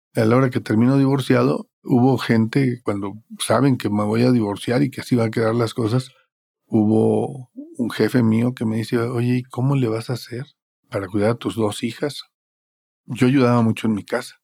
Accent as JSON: {"language": "Spanish", "town": "Monterrey", "region": "Nuevo León", "country": "Mexico", "said": "soy originado de Monterrey"}